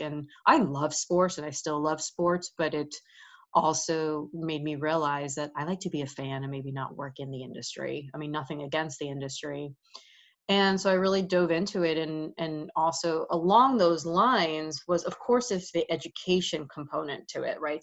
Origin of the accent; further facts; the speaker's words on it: New York, United States; moved away as an adult; also born or lived in Florida; I grew up in New York.